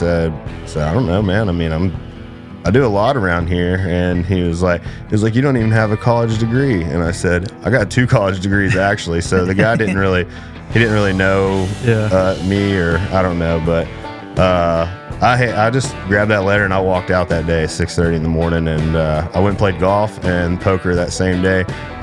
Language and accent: English; Cleburne, Texas, United States; Man, I grew up in Cleburne, Texas. My mom was from Alvarado. My dad was from Cleburne.